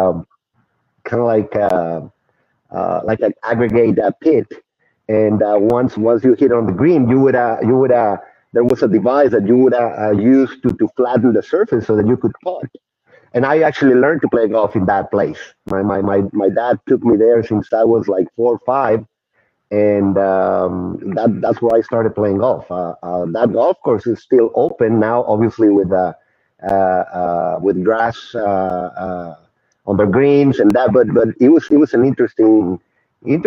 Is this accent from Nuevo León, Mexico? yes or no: no; Saltillo, Coahuila, Mexico; now in San Antonio, United States; I'm originally from Saltillo, Mexico, really close to Monterey, about 45 minutes going west